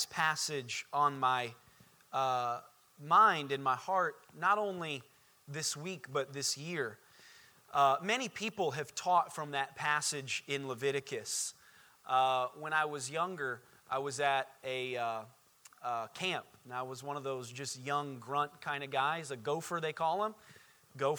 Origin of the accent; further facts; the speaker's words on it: Indiana, United States; moved away as an adult; now in Orlando, United States; I grew up in Indiana.